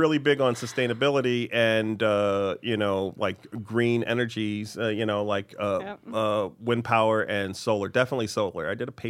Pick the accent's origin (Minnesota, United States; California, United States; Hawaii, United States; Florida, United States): Hawaii, United States; Oahu; now in New York, United States; I was raised in Hawaii.